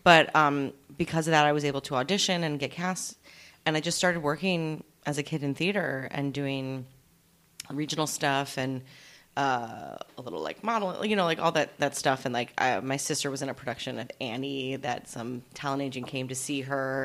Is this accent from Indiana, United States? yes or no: no; Allentown, Pennsylvania, United States; moved away as an adult; also born or lived in New York City; now in Los Angeles, United States; I'm from Allentown, Pennsylvania.